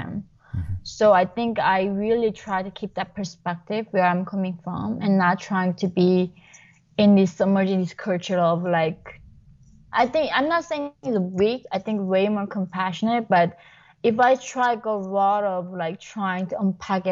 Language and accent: English; North Korea; moved away; I was born in North Korea.